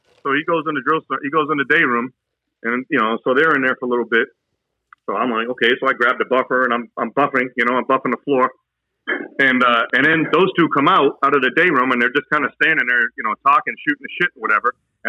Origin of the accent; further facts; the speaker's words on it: New Hampshire, United States; I'm like, I'm from New Hampshire, drill sergeant. What do you do up in New Hampshire? I said, I'm a college student, drill sergeant.